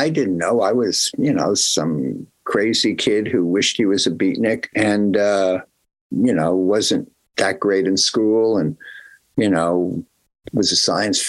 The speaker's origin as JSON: {"language": "English", "region": "Northeast", "country": "United States", "tie": "born or raised there", "said": "But there weren't really no rockabilly bands growing up in the Northeast."}